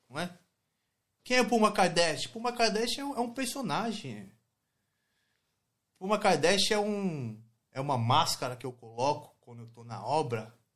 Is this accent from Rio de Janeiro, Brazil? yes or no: no; São Paulo, Brazil; eu sou do Brasil, eu sou da... Nasci na favela de Heliópolis, né? São, São